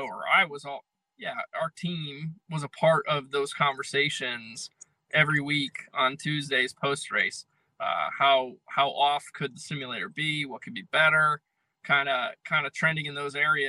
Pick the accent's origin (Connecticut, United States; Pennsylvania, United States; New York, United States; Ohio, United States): Connecticut, United States; I'm from Connecticut